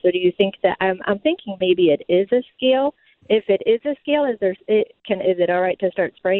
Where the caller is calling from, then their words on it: Chesterfield, United States; I'm calling from Chesterfield, and I have a question.